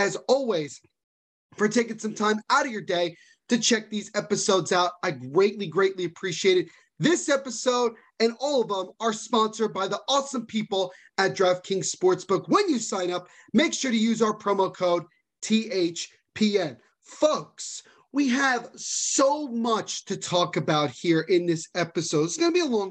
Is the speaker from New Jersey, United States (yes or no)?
yes; New Jersey, United States; I'm born and raised in Jersey